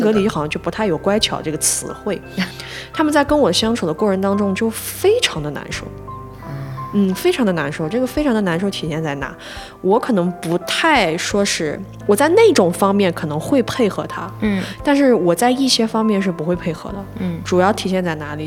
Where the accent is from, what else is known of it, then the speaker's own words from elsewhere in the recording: northern China, China; 我是北方人